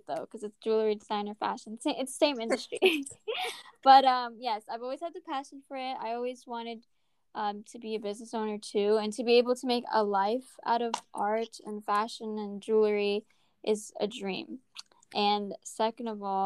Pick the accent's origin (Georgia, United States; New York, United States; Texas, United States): New York, United States; So I'm from New York